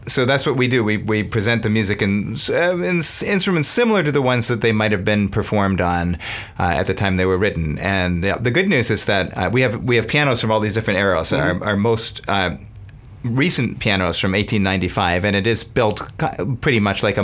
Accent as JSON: {"language": "English", "town": "Berkeley", "region": "California", "country": "United States", "said": "I'm from Berkeley"}